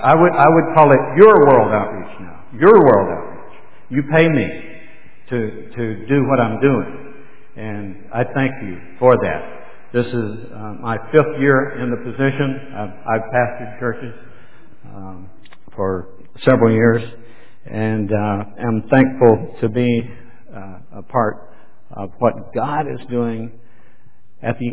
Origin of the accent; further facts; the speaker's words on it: Memphis, Tennessee, United States; this is home for us. We're from the Memphis area